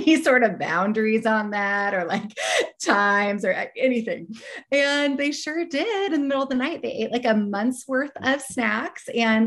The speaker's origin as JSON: {"language": "English", "region": "Oregon", "country": "United States", "tie": "born or raised there", "said": "I helped to found an organization here in my home state of Oregon"}